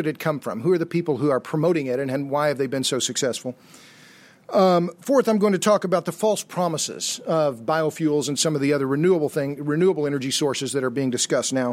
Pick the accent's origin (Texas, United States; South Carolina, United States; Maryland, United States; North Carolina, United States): Texas, United States; Austin; I just arrived yesterday from Austin, Texas, which is my hometown